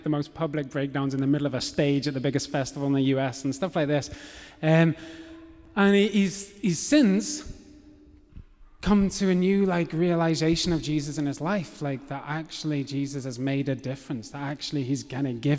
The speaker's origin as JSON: {"language": "English", "region": "England", "country": "United Kingdom", "tie": "born or raised there", "accent": "English", "said": "So I have an English accent. I was born in England, brought up in England."}